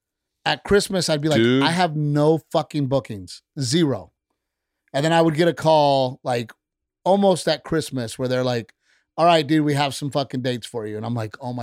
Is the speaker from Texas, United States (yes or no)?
yes; Gregory-Portland, Texas, United States; I'm a kid from Gregory, Portland, Texas, who is not LA.